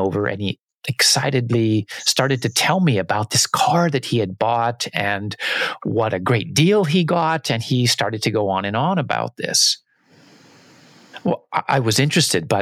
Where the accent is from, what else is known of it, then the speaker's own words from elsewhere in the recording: United States; growing up in the United States